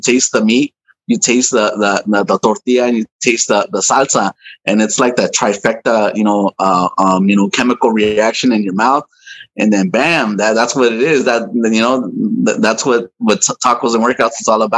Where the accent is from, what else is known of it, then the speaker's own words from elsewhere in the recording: Los Angeles, California, United States; also born or lived in Anaheim, California / City Terrace; now in Long Beach, United States; I was born in Anaheim, California, and I think I lived there until I was like one. And then we moved to City Terrace, and then we moved to East LA, and I lived in East LA for many years.